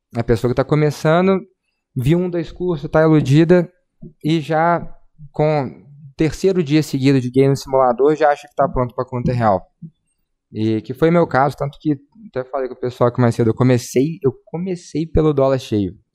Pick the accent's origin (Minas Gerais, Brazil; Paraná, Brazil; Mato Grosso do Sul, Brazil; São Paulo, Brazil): Minas Gerais, Brazil; Belo Horizonte; nascido e criado em Belzonte, Minas Gerais